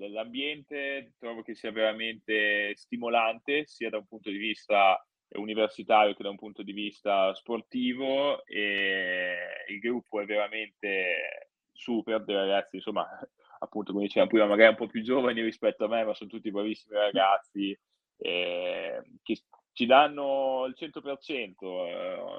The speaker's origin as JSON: {"language": "Italian", "town": "Parma", "region": "Emilia-Romagna", "country": "Italy", "tie": "born or raised there", "said": "quindi ho svolto la magistrale in food quality a Parma, la mia città natale"}